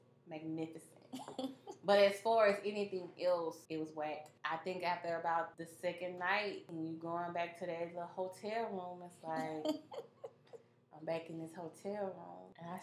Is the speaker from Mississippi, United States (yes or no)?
no; Monroe, Louisiana, United States; I grew up, at the time, it was a predominantly white high school. And I'm from Monroe